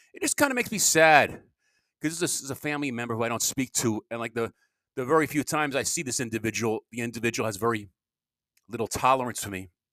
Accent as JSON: {"language": "English", "area": "Long Island", "region": "New York", "country": "United States", "moved": "yes", "said": "I was from Long Island"}